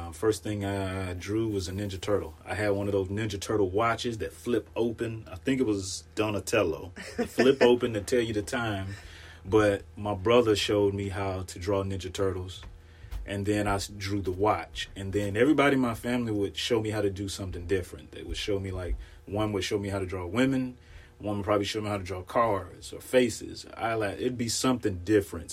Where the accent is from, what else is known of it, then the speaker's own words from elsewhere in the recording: Mississippi, United States; moved away as an adult; now in Pacific Northwest, United States; I am from Mississippi originally. I've been in the Pacific Northwest for about 13 years now